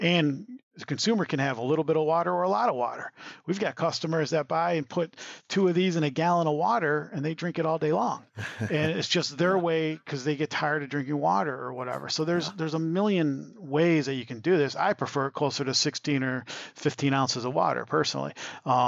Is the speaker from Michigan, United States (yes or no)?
yes; a little town south of Ann Arbor, Michigan, United States; moved away; also born or lived in Detroit area; I grew up in Michigan in a little town south of Ann Arbor.